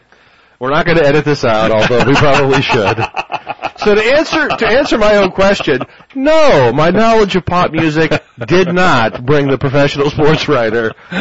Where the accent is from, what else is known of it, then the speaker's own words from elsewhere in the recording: the Heartland, Midwest, United States; we are from the Heartland.